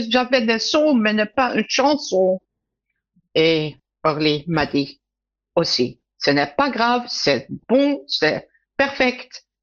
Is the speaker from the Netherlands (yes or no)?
yes; Netherlands; French is a second language